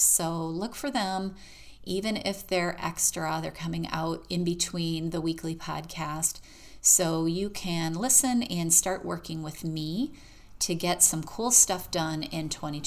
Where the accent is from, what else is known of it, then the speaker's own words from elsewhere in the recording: Michigan, United States; now in Florida, United States; I am from Michigan